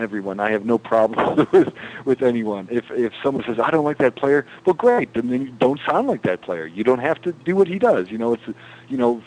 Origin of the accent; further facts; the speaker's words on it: Western New York, United States; having come or been born and raised in Western New York